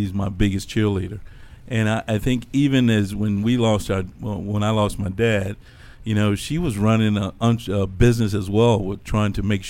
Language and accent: English; Crewe, Virginia, United States; I'm from a small town here in Virginia called Crewe, Virginia.